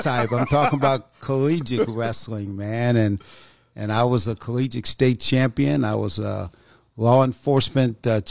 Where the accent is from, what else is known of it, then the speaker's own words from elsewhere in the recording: New York, United States; moved away as an adult; also born or lived in North Carolina; I was born in North Carolina, actually raised in New York, went to high school there.